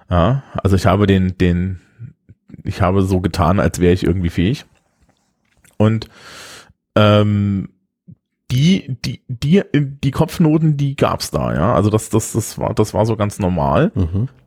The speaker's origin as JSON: {"language": "German", "town": "Eisenach", "region": "Thuringia", "country": "Germany", "tie": "born or raised there", "said": "Ich bin ja Ossi. Mhm. Und habe tatsächlich auch ein paar DDR-Zeugnisse bekommen."}